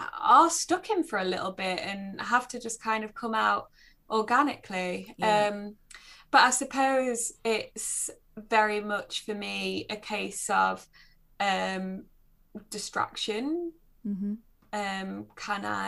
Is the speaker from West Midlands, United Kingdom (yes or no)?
no; Nottinghamshire, East Midlands, United Kingdom; now in North East England, United Kingdom; I grew up in Nottinghamshire, so we were kind of as far away from the sea as you could